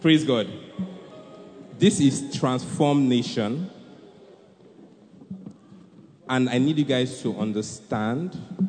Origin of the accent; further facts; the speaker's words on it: Nigeria; being a Nigerian